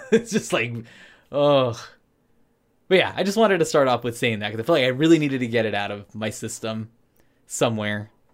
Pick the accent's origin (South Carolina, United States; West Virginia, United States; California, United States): California, United States; Anaheim; I grew up in Anaheim, California